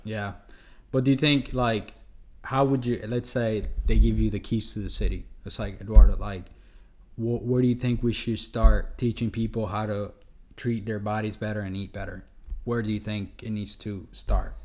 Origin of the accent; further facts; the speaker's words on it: Honduras; we're from Honduras